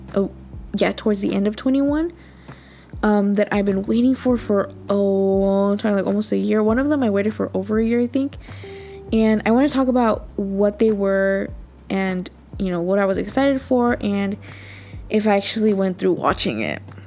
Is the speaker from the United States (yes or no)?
yes; United States; I'm just an American